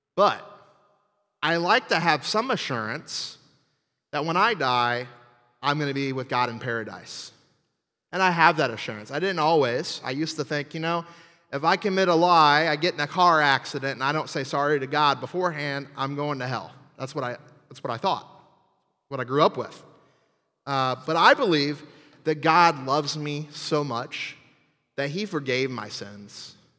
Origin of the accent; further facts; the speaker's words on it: New Orleans, Louisiana, United States; I'm from New Orleans, um, and actually the swamp south of there.